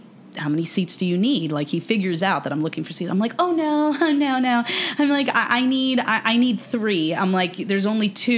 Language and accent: English; Miami Shores, Florida, United States; I'm from Miami Shores, and I'm, like, 305 till